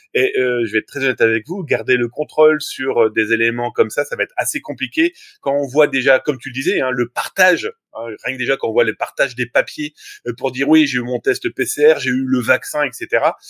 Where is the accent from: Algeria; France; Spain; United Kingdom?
France